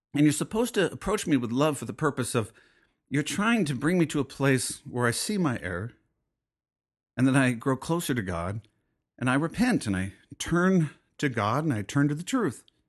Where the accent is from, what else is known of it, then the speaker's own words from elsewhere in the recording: United States; being an American